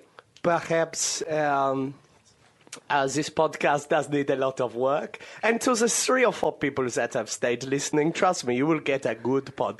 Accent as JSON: {"language": "English", "region": "Hauts-de-France", "country": "France", "tie": "born or raised there", "said": "When I was growing up in Somme."}